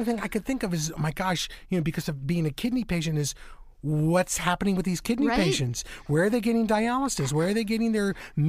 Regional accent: Virginia Beach, Virginia, United States; I grew up in Virginia Beach, and we had our share of storms.

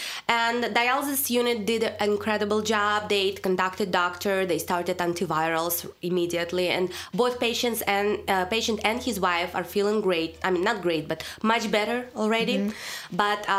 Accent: Russia; accent: Russian; English is a second language; moved away; that's all my Russian accent.

